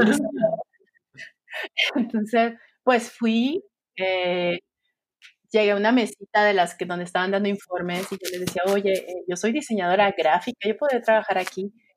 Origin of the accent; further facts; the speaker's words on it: Sinaloa, Mexico; also born or lived in Nayarit; now in Guadalajara, Mexico; soy mexicana. Eh, como ya lo mencionaste, tengo un background de diseño gráfico. Crecí en Sinaloa